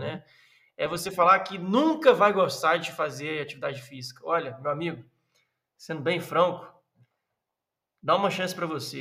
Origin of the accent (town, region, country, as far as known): Minas Gerais, Brazil; moved away; also born or lived in southern Brazil